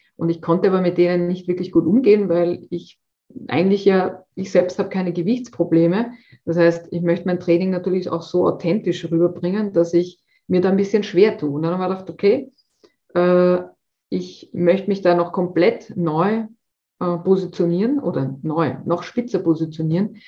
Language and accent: German; Austria; bei uns in Österreich